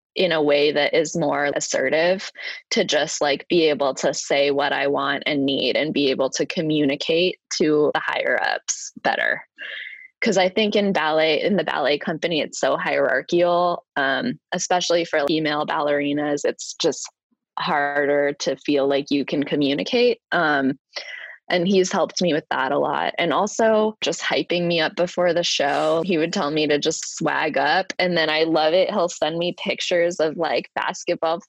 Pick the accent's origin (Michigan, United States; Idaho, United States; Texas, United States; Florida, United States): Idaho, United States; now in New York City, United States; growing up in Idaho in the Mountain West